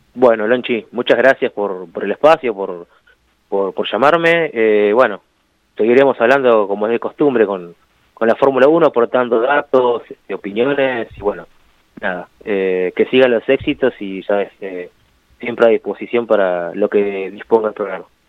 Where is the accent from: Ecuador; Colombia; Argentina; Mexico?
Argentina; acá en Argentina